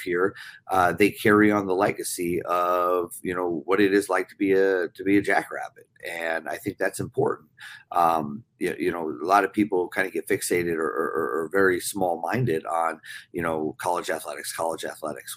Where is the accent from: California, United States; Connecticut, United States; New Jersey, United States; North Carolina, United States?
New Jersey, United States; moved away as an adult; also born or lived in Minnesota; now in Brookings, United States; growing up on the East Coast